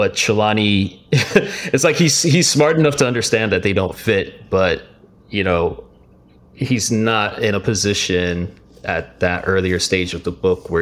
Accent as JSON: {"language": "English", "town": "Miami", "region": "Florida", "country": "United States", "tie": "born or raised there", "said": "growing up in Miami"}